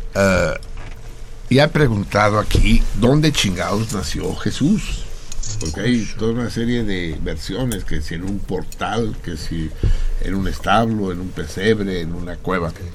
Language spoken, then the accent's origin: Spanish; Mexico City, Mexico; soy Tenochca. Soy habitante de la gran, gran Tenochtitlán.